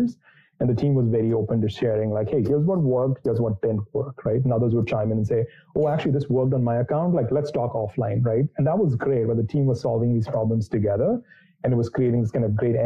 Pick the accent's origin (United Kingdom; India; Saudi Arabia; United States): India; moved away; So I grew up in India. I was born and raised there.